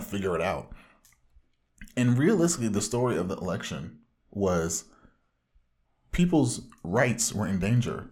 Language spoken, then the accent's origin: English; Orange County, Southern California, United States; from the widest part of Southern California